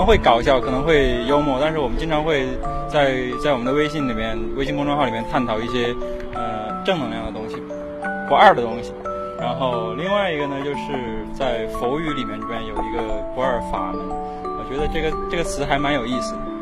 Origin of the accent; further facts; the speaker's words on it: Shaanxi, China; moved away; 我跟我们两个人是陕西人，然后还有一个是河南的。